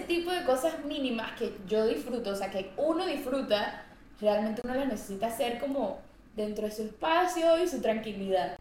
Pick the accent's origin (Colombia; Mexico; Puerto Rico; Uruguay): Colombia; moved away